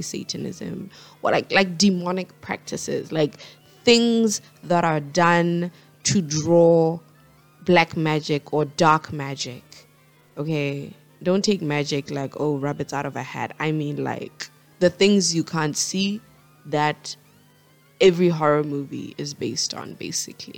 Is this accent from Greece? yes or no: no; Botswana; Botswana, my home country, where I'm from